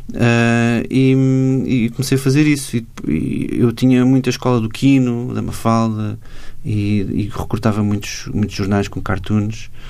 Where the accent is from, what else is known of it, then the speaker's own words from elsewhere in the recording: Macau; now in Portugal; nessa altura eu, eu vim de Macau para as Belas Artes e comecei a estudar design gráfico